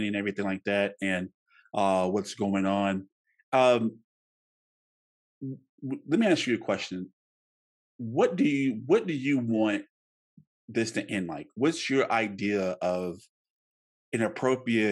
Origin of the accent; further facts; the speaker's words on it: United States; I'm an American.